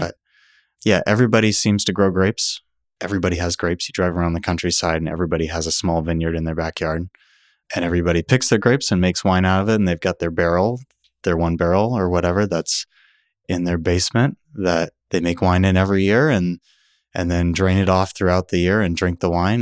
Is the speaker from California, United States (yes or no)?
yes; California, United States; now in Oregon, United States; I, I come from California.